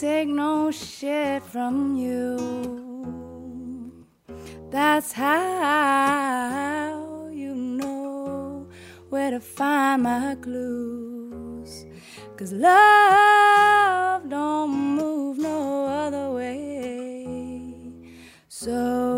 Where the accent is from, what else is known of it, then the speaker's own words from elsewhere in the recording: Atlanta, Georgia, United States; moved away; I grew up in Atlanta. I grew up in the middle of like the hip hop urban South.